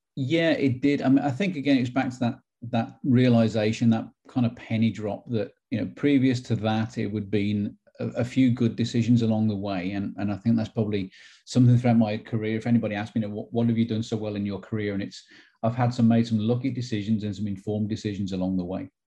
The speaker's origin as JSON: {"language": "English", "town": "Wolverhampton", "region": "West Midlands", "country": "United Kingdom", "tie": "born or raised there", "moved": "as an adult", "lives_now": "Knoxville, United States", "said": "growing up as a kid, it was very much traditional. Um, inner city Wolverhampton"}